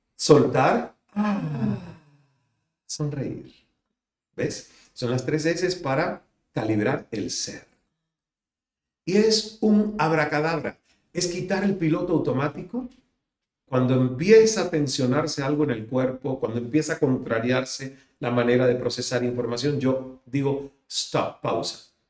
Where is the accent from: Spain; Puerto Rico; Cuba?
Cuba; now in Miami, United States; salir de Cuba